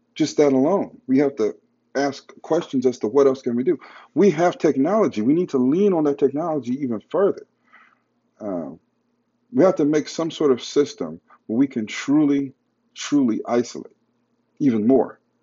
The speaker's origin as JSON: {"language": "English", "country": "United States", "said": "as an American"}